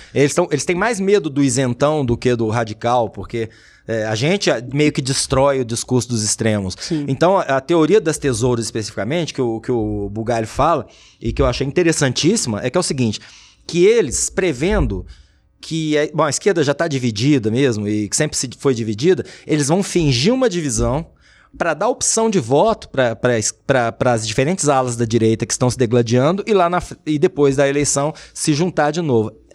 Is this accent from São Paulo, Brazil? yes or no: no; Uberlândia, Minas Gerais, Brazil; also born or lived in Duque de Caxias, Rio de Janeiro; Eu falo que eu sou mineiro